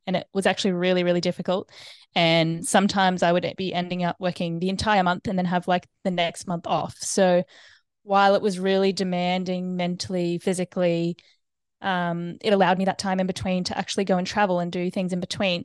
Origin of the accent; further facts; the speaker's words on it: Brisbane, Queensland, Australia; also born or lived in United States; now in Noosa, Australia; grew up in Brisbane, um, and lived there until I was eighteen